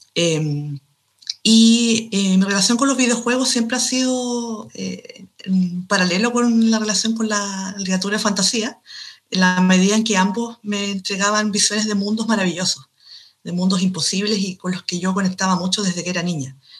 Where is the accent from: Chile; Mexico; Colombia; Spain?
Chile; soy escritora de Chile, un país de Sudamérica